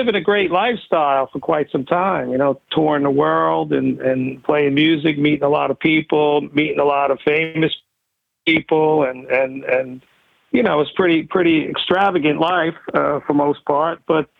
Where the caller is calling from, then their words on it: New York City, New York, United States; I'm calling from New York City.